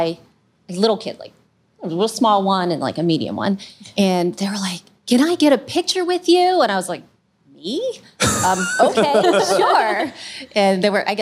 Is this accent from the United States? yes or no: yes; Pittsburgh, Pennsylvania, United States; I'm pretty much a Pittsburgher through and through. I've been here since the late 70s.